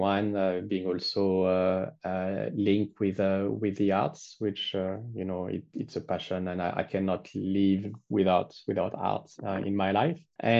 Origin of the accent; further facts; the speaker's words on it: France; accent: French; English is a second language; moved away as an adult; also born or lived in Paris / Tokyo / New York / Hong Kong; now in Australia; I think the most French would still be my accent.